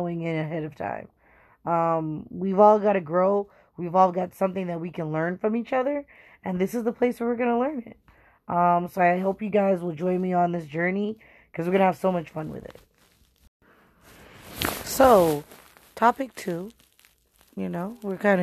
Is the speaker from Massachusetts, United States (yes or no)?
yes; Boston, Massachusetts, United States; born and bred in Boston